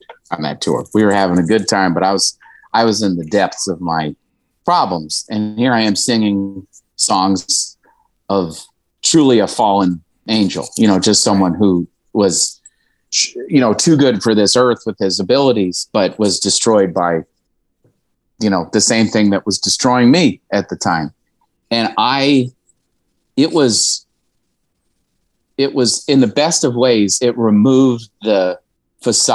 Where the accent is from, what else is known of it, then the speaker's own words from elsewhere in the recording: Indiana, United States; also born or lived in Philadelphia, Pennsylvania; now in Austin, United States; we're all from Indiana